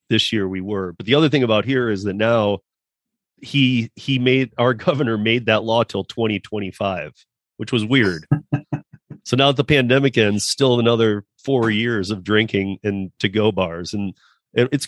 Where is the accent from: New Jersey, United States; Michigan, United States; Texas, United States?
Michigan, United States; moved away; I come from Michigan